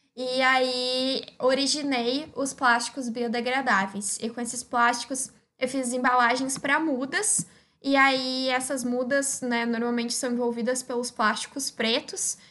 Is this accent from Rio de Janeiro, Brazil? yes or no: no; Osório, Rio Grande do Sul, Brazil; eu sou de Osório, no Rio Grande do Sul, que é uma cidade de 45 mil habitantes